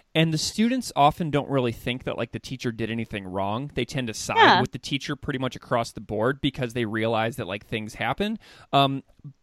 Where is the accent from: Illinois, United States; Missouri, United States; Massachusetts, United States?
Missouri, United States; St. Louis; right here in Missouri, in my hometown in St. Louis